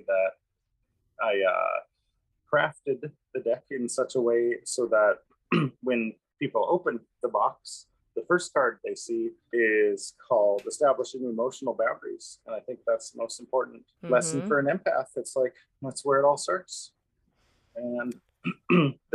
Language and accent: English; Missoula, Montana, United States; moved away as an adult; now in Kauai, United States; born and raised in Missoula, Montana, lovely place.